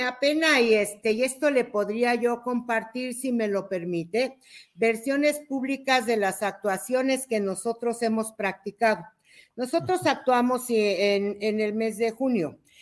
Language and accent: Spanish; Mexico; Soy una mexicana